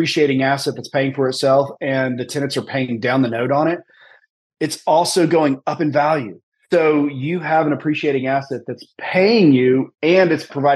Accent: Tennessee, United States; also born or lived in Birmingham, Alabama / Washington, D.C.; I grew up here in Tennessee

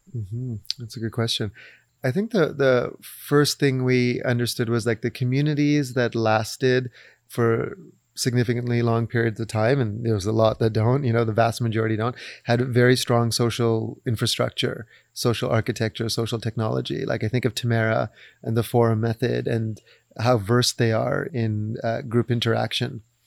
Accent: Vancouver, British Columbia, Canada; we come from Vancouver, but our parents are, uh, East African of Indian, Arab, Persian descent

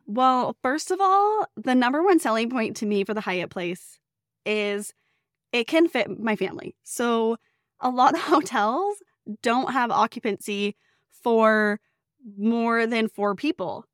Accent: Northern California, United States; I grew up in Northern California

